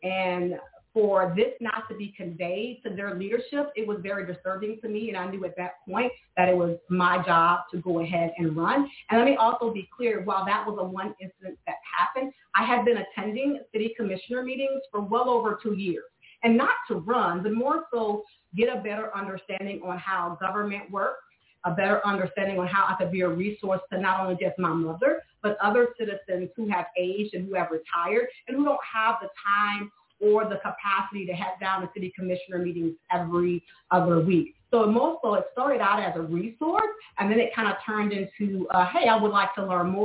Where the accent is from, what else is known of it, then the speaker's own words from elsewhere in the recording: Panama City, Florida, United States; moved away as an adult; we grew up here in Ward 2. We had the MLK Rec Center where many of us grew up